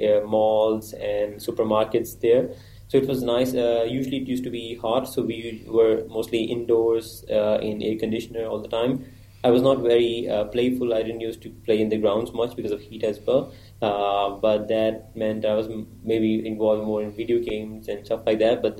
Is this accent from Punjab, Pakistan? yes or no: yes; Sialkot, Punjab, Pakistan; also born or lived in Saudi Arabia; I'm originally from Pakistan, Sialkot city. Um, and I was born in Saudi Arabia